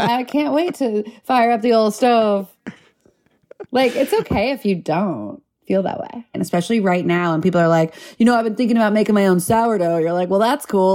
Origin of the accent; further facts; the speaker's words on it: Los Angeles, California, United States; I grew up in Southern California, L